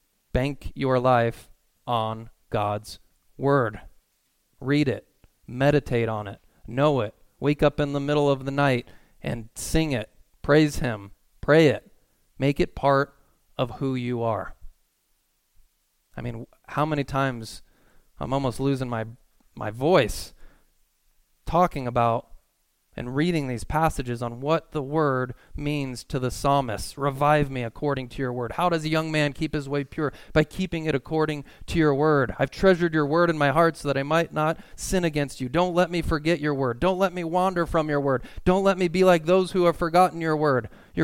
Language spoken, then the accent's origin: English; California, United States; Because I'm from Southern California. I'm like, I went to Cal Lutheran.